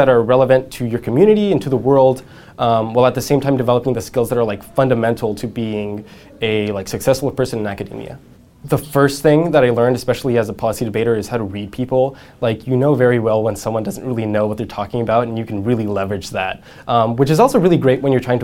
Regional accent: San Jose, California, United States; I grew up in San Jose

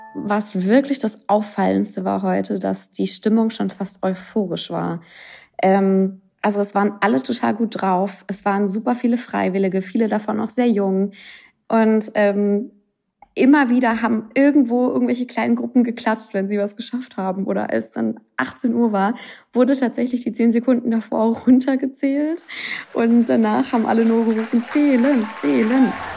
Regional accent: East Germany, Germany; als Ostdeutsche, vor allem aus Ost

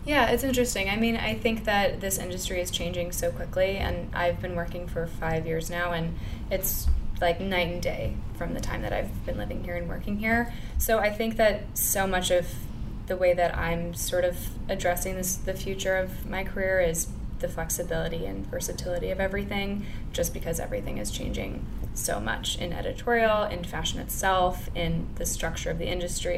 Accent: outside of Chicago, Illinois, United States; moved away as an adult; now in New York, United States; I grew up like outside outside of Chicago. I went to school there. It's very Midwest.

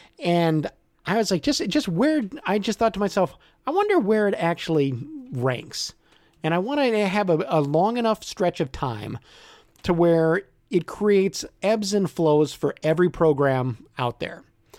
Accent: Chicago, Illinois, United States; Now, I grew up in the Chicago area in the, I was a kid in the, I was born in 73.

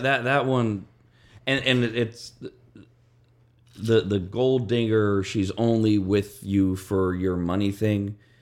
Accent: West Coast, United States; I'm from the West Coast

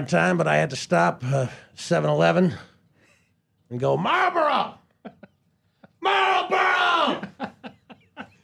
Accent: Canada; I'm Canadian and we all help each other there

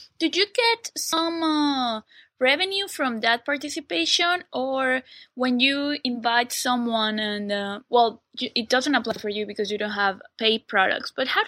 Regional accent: Mexico City, Mexico; now in Malaysia; from Mexico City, living currently in Malaysia.

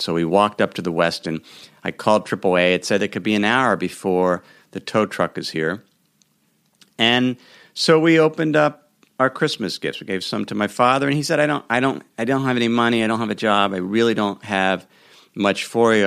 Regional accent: Cincinnati, Ohio, United States; moved away; my hometown of Cincinnati, Ohio

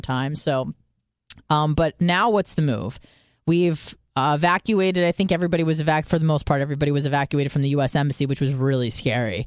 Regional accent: United States; being American

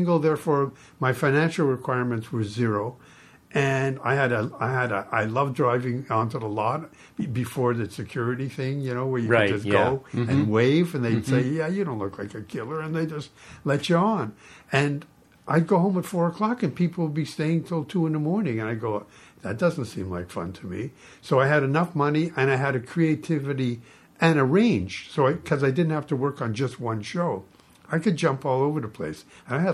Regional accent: Toronto, Ontario, Canada; moved away as an adult; I was born in Toronto

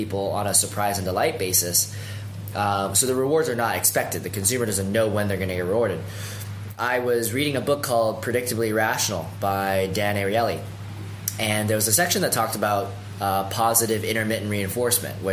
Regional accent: Vancouver, British Columbia, Canada; moved away as an adult; now in San Francisco, United States; I'm a Canadian, born and raised in Vancouver, so West Coast all the way. I moved down to San Francisco in 2010

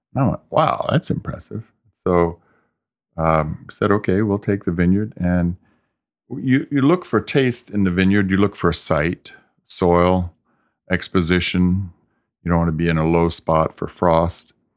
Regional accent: the South, United States; now in California, United States; I grew up in the South, so I was used

